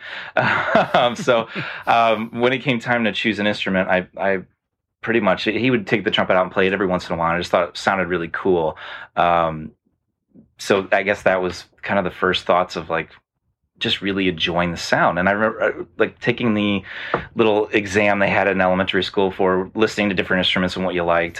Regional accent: Rochester, New York, United States; I grew up in Rochester, New York

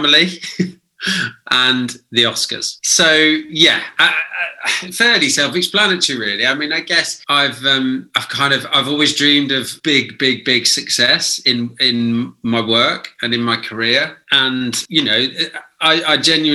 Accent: United Kingdom; certainly us as British people

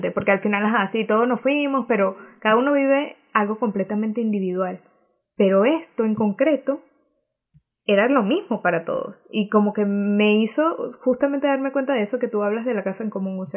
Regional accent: Venezuela; nosotras somos mega venezolanas y amamos con locura Venezuela.

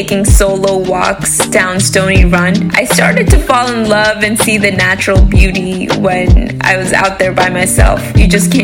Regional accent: Ahmedabad, Gujarat, India; also born or lived in Washington, District of Columbia, United States; now in Baltimore, United States; I grew up in Ahmedabad with a population over 8 million people.

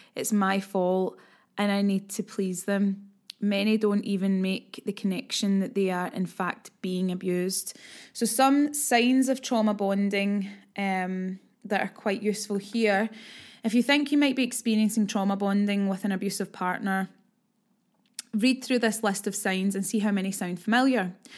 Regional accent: Glasgow, Scotland, United Kingdom; It's my hometown

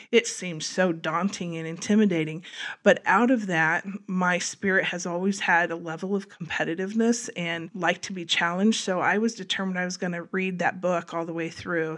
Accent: Wabash, Indiana, United States; moved away as an adult; also born or lived in Colorado; grew up in, in Wabash, though, went to school in Wabash

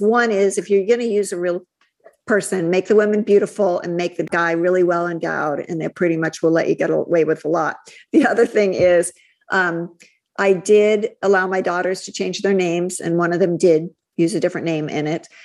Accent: Midwest, United States; moved away; also born or lived in California; growing up in the Midwest with cheerleaders and beauty queens

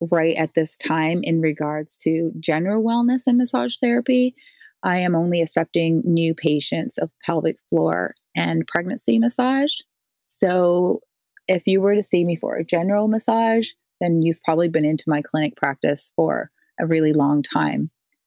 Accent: Newfoundland and Labrador, Canada; I'm a Newfoundlander and I am one of seven children.

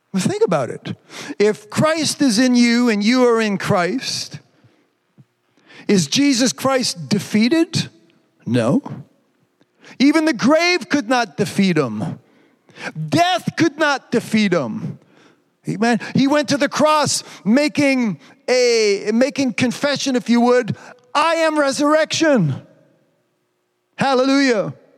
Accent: Quebec, Canada; I'm a Quebecer or because my accent's funny

